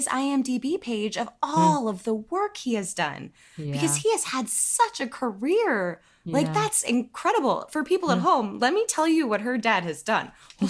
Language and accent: English; Detroit, Michigan, United States; Hey, I'm from Detroit.